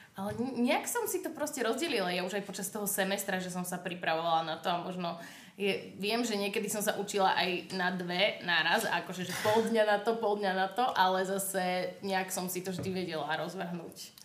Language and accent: Slovak; Banská Bystrica, Banská Bystrica Region, Slovakia; moved away; ja som z Bystrice